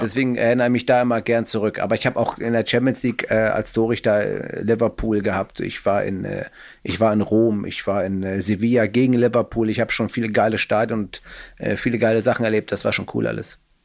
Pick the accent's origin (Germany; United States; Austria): Germany; Hamburg; Ich komme aus Hamburg Müllmannsberg